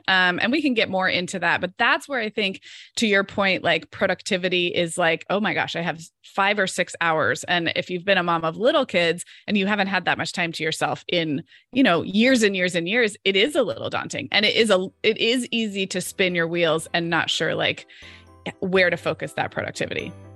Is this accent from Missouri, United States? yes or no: no; Santa Barbara, California, United States; moved away as an adult; I live in Santa Barbara, California, which is actually my hometown where I grew up